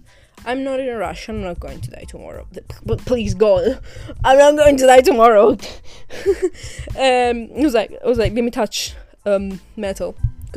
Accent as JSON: {"language": "English", "town": "Catania", "region": "Sicily", "country": "Italy", "tie": "born or raised there", "moved": "yes", "lives_now": "England", "said": "Catania, which is my hometown"}